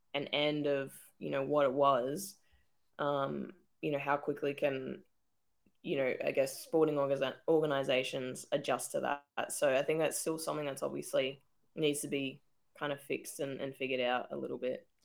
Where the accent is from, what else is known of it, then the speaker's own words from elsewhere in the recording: Australia; it makes you proud to be an Aussie